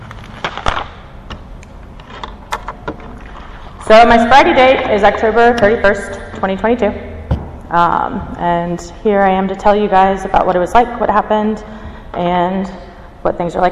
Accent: Cary, North Carolina, United States; I grew up in Cary, North Carolina, born and raised

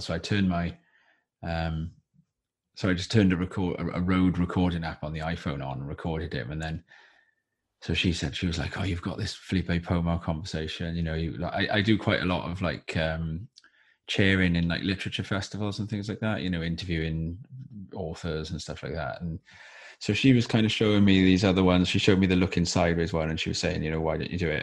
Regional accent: Wales, United Kingdom; also born or lived in Watford; when I was growing up in, in, in, you know, in Wales and younger

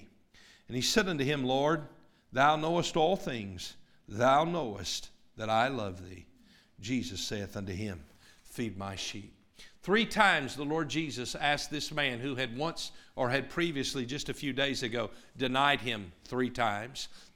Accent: Tennessee, United States; I grew up in East Tennessee, and I've been around all sorts of Bible-believing people and Christian people

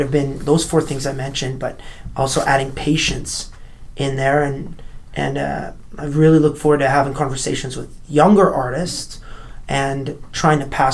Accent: Canada; my home country

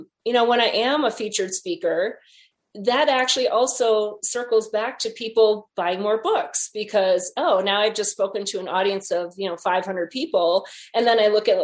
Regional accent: Wisconsin, United States; moved away; went back home to Wisconsin and did a little book tour, to a variety of places in my hometown

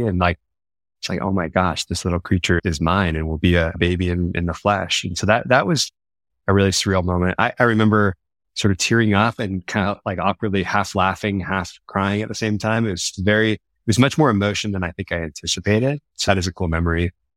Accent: Lafayette, California, United States; also born or lived in Sacramento / Los Angeles; I grew up in a town called Lafayette, small town here in the East Bay

